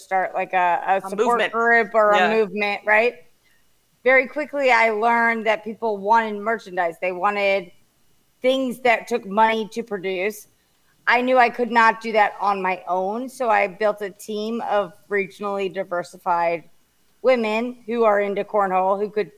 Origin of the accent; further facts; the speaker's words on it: Atlanta, Georgia, United States; moved away as an adult; also born or lived in Philadelphia; now in Annapolis, United States; I was born and raised in Atlanta.